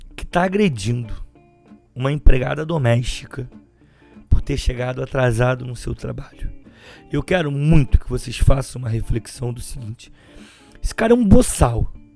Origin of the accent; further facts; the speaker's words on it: Baixada Fluminense, Rio de Janeiro, Brazil; Eu sou da Baixada Fluminense.